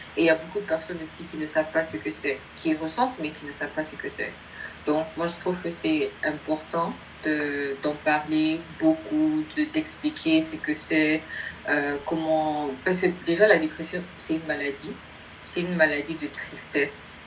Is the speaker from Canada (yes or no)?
no; Nigeria; je, suis du Nigeria